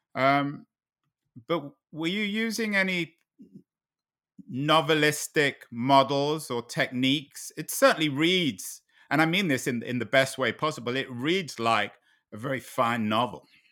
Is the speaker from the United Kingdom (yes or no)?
yes; London, United Kingdom; Growing up in London in nineteen seventy